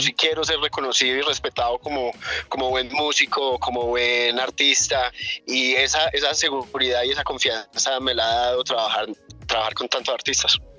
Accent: New Jersey, United States; also born or lived in Chinchiná, Caldas, Colombia; yo nací aquí en Colombia, en Chinchina Caldas, pero me crié en Nueva Jersey, Nueva Jersey en Nueva York

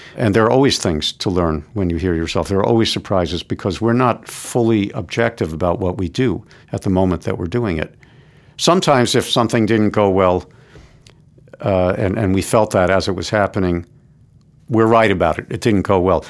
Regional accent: New York City, New York, United States; also born or lived in Florida; I grew up in New York City. I've lived here my whole life

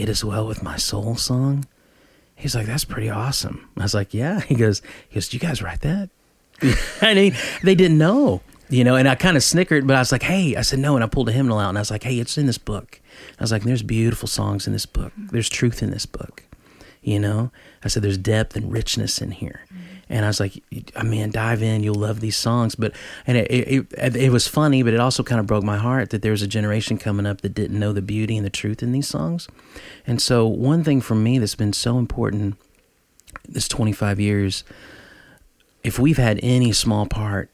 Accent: near Knoxville, East Tennessee, United States; also born or lived in Nashville, Tennessee; I'm from East Tennessee. In fact, I'm one county over from Dolly Parton where I was born. I'm right outside of Knoxville. So I'd moved to Nashville at age 18

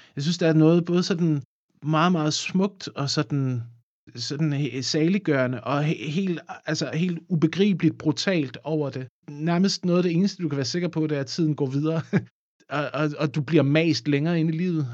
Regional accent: a small farm by the Odense River, Southern Denmark, Denmark; Jeg voksede op på Ågården, som altså ja. en lille gård ved Odense Å.

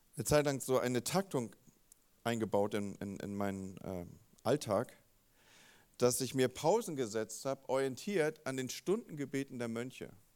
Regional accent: Northern Germany, Germany; also born or lived in Wolfsburg/Gifhorn area; als Norddeutsche

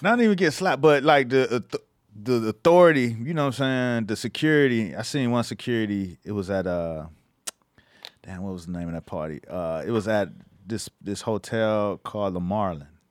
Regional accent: Miami, Florida, United States; moved away; because I was from Miami, I was fresh out of Miami.

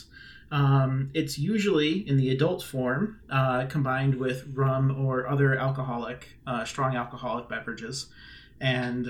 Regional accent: New England, United States; I grew up in New England, part of the United States of America

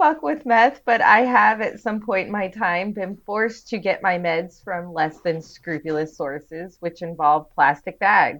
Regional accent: California, United States; now in Arizona, United States; I live here. I am not from here. I do not like it here. I am from California.

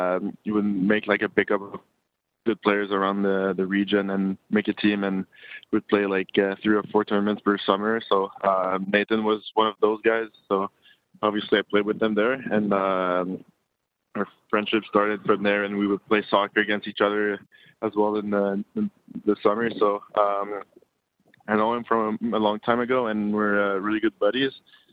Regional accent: Quebec, Canada; You know, they didn't have like the best years when I was growing up.

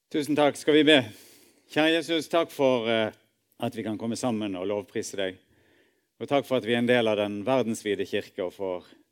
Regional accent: Norway; vi er nordmenn og bor i dette landet

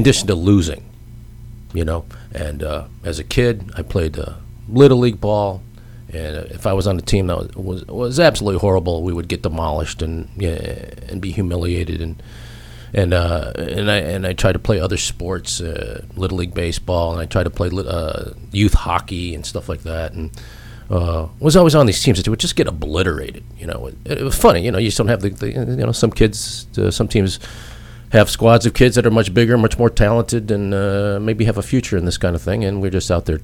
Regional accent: Royal Oak, Michigan, United States; moved away; also born or lived in New Hampshire; I grew up in Detroit, or Royal Oak, outside of Detroit

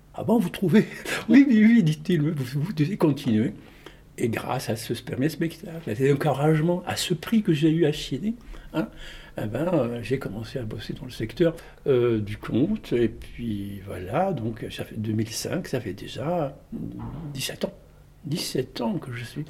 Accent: Tunis, Tunis Governorate, Tunisia; moved away as an adult; also born or lived in Marseille, France; j'ai grandi à Tunis jusqu'à l'âge de 18 ans.

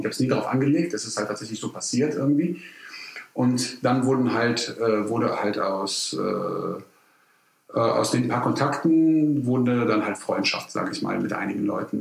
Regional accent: Cologne, North Rhine-Westphalia, Germany; ich bin gewütiger Kölner

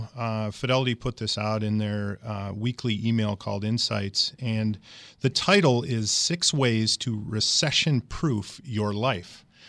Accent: Michigan, United States; moved away as an adult; now in Wisconsin, United States; I was born and raised in Michigan.

